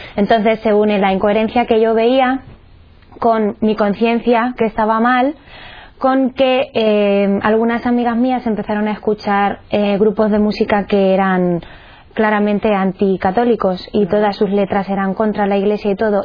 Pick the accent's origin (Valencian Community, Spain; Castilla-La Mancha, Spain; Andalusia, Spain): Castilla-La Mancha, Spain; Cuenca; soy de Cuenca